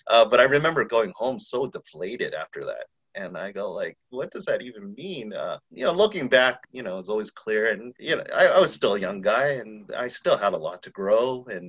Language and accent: English; San Diego, California, United States; moved away as an adult; now in San Francisco, United States; growing up in San Diego, the Chinese community there is not super huge. And there's no Chinatown.